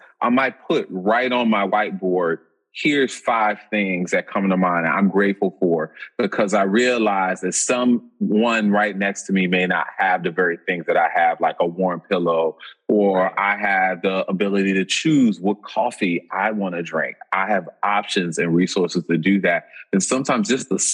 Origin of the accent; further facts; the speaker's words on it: New Orleans, Louisiana, United States; now in Boston, United States; being from New Orleans.